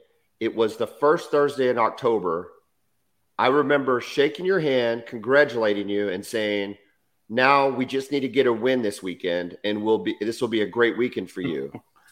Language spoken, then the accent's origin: English; San Antonio, Texas, United States; moved away; I'm from San Antonio.